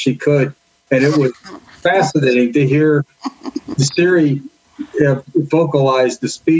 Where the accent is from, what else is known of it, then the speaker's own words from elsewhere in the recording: Pittsburgh, Pennsylvania, United States; from Pittsburgh.